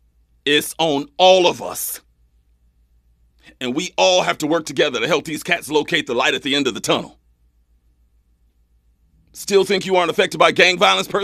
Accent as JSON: {"language": "English", "area": "Kern County", "region": "California", "country": "United States", "said": "I'm from Kern County, trust me. And Kern County loves some Trump, man."}